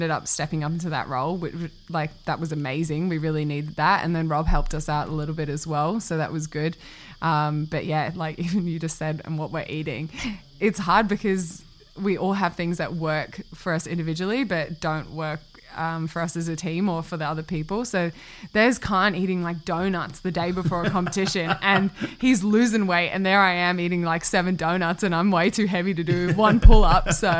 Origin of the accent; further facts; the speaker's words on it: Singapore; also born or lived in New Zealand; I didn't even grow up in New Zealand for that long. I grew up in Singapore, and then I've only traveled New Zealand when I was a kid going home for Christmas and stuff like that.